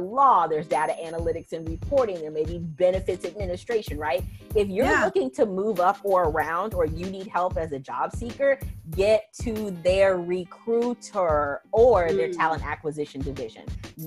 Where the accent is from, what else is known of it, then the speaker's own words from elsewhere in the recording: Arizona, United States; moved away as an adult; also born or lived in Chicago, Illinois / Atlanta, Georgia / Brazil; But I was born in Chicago, grew up in Arizona, and moved to Atlanta, Georgia, not too long after high school.